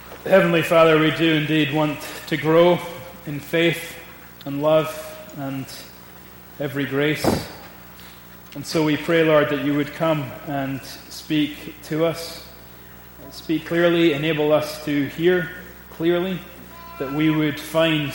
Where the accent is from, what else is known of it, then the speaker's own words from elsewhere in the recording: Scotland, United Kingdom; I am a Scot